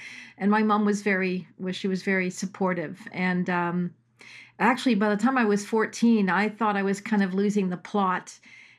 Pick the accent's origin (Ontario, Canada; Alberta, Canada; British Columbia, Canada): Ontario, Canada; Toronto; moved away as an adult; also born or lived in Australia; I grew up in Toronto, in Willowdale